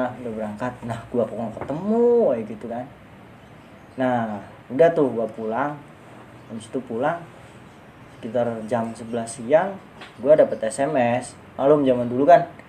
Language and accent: Indonesian; Java, Pantura, Indonesia; kalau di kampung gua namanya serenggi kalau di daerah daerah Jawa kayak gitu Pantura